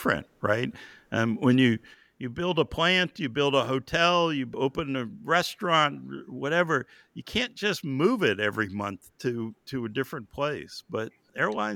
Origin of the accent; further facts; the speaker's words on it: Boston suburbs, Massachusetts, United States; I grew up in the Boston suburbs